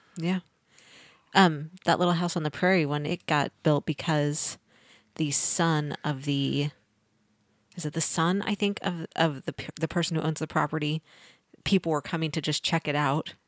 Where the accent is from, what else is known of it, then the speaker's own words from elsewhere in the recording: Missouri, United States; now in Kansas, United States; I'm from Missouri, so I'm a transplant